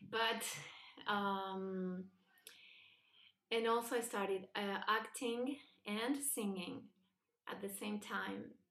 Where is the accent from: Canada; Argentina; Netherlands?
Argentina; Buenos Aires; English is a second language; moved away as an adult; also born or lived in Spain / New York; I was born and raised in Buenos Aires, Argentina, um, in a secular, not religious family. Uh, I studied um, in Jewish schools